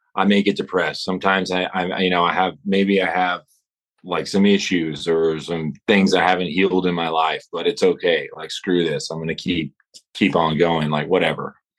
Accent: Amarillo, Texas, United States; moved away as an adult; also born or lived in Los Angeles; I'm in Amarillo, my hometown

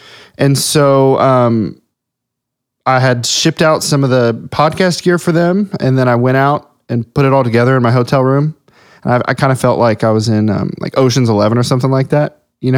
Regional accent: Ohio, United States; I grew up in Southwest Ohio.

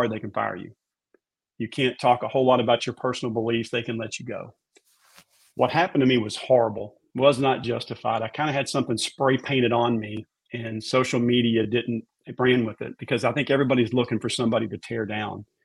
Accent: Raleigh, North Carolina, United States; You know, I grew up in Raleigh. We're country, just Southern people.

